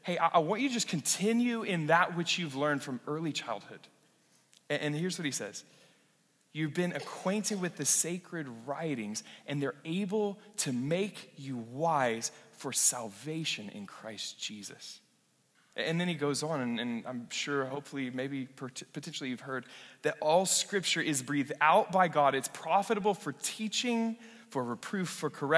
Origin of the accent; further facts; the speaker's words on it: western Oklahoma, United States; moved away; western Oklahoma where I grew up